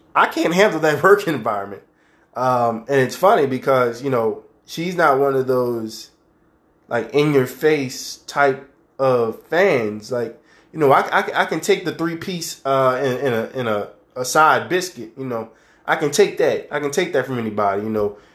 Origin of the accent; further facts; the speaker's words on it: New Orleans, Louisiana, United States; my hometown of New Orleans